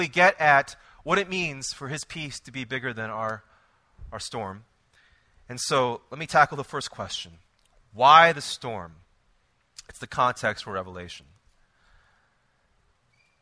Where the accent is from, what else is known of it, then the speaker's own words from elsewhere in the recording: Israel; now I am from Israel